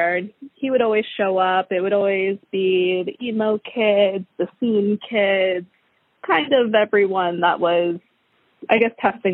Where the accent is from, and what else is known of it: Port St. Lucie, Florida, United States; born or raised there